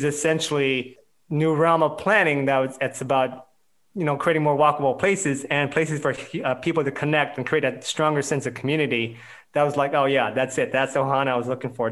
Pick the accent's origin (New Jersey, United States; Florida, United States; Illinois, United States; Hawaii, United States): Hawaii, United States; moved away as an adult; also born or lived in California / Oregon; now in Washington, D.C., United States; I'm from Hawaii originally. Lived there until I went to university in the mainland